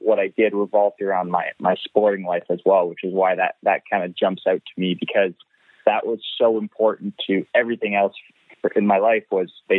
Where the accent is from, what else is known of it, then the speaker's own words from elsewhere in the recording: Ottawa, Ontario, Canada; now in Mont-Tremblant, Canada; I was born in Ottawa. I grew up in Ottawa